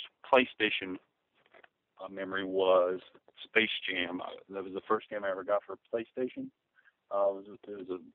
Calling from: Raleigh, North Carolina, United States; I'm calling from Raleigh, North Carolina

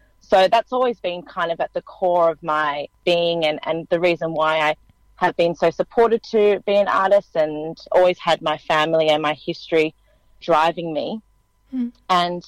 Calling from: Fairfield, New South Wales, Australia; I'm actually in Fairfield on the lands of the Cabrigal people of the Darug Nation, which is actually quite a significant site, Fairfield.

